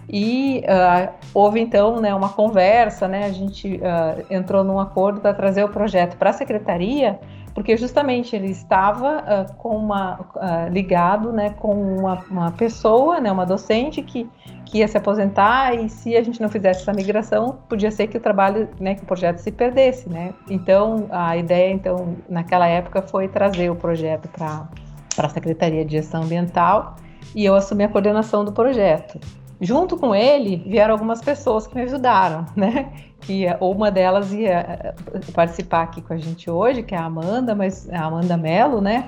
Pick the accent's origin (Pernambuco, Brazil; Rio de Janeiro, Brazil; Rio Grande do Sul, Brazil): Rio Grande do Sul, Brazil; Porto Alegre; born or raised there; moved away as an adult; now in São Carlos, Brazil